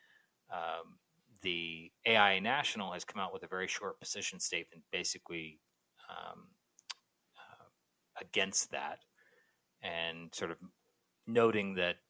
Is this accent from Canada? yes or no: yes; Canada; my Canadian poor English, strange vocabulary, bad spelling self